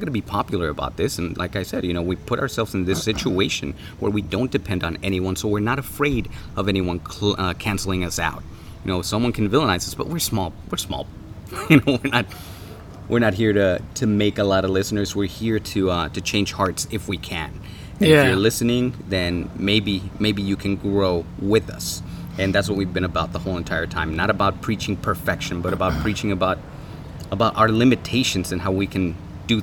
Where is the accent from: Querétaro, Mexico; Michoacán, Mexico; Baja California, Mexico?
Baja California, Mexico; Tijuana; now in Los Angeles, United States; I'm from Tijuana, so we called it adobada.